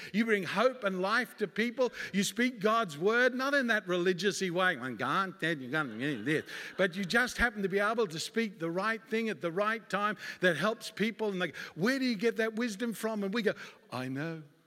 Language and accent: English; Australia; moved away as an adult; now in United States; I'm an Australian by birth, and I came to America my wife and I, Sandy, and two boys came to America